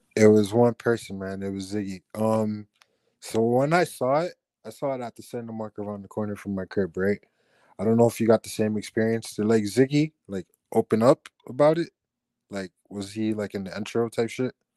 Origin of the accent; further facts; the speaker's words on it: Miami, Florida, United States; accent: Chico Miami accent; I grew up in the Chico part of Miami